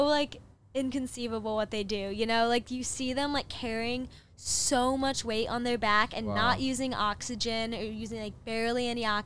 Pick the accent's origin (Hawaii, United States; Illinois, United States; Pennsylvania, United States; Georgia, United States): Illinois, United States; Chicago; moved away as an adult; also born or lived in Upper Peninsula, Michigan; now in Los Angeles, United States; I lived in Chicago area